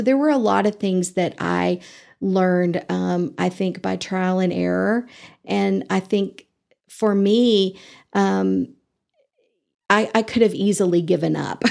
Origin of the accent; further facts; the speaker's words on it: Eastern Nebraska, United States; moved away as an adult; now in Amarillo, United States; I grew up in Nebraska and, um, I'm a farm girl, uh, Eastern Nebraska